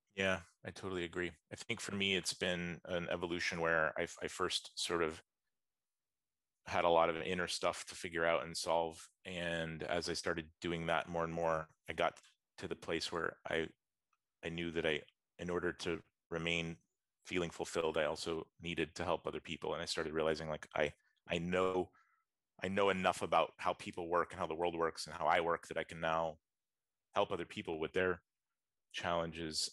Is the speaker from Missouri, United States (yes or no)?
no; Atlanta, Georgia, United States; also born or lived in West Coast, United States; I'm from the US. I grew up in Atlanta, Georgia.